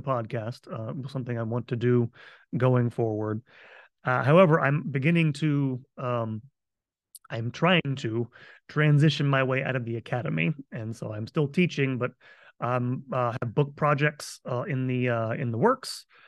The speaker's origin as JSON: {"language": "English", "region": "Florida", "country": "United States", "tie": "born or raised there", "moved": "yes", "said": "I am moving back home to my home state of Florida"}